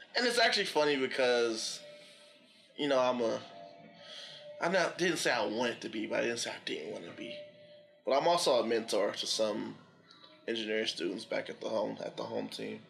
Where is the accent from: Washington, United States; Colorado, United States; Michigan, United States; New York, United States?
Michigan, United States; Detroit; Chilling downtown Detroit. Yep. Shout out to the city. I love my hometown